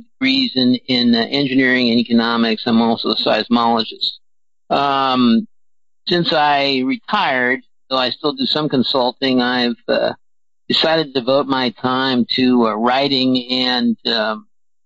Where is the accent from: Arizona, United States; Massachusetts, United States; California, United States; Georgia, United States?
California, United States; Burbank; Born in beautiful downtown Burbank